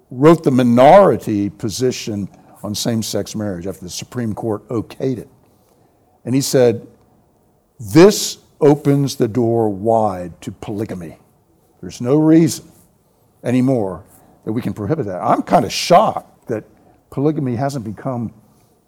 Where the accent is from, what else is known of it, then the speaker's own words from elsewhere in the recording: Washington, District of Columbia, United States; now in San Antonio, United States; I grew up in the Washington, D.C. area